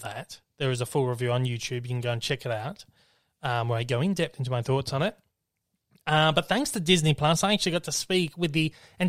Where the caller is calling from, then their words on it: Australia; I'm calling in from Australia this morning.